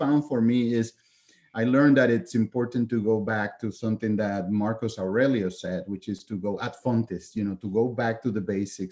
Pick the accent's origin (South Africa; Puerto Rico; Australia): Puerto Rico; moved away as an adult; also born or lived in continental United States; was born and raised in Puerto Rico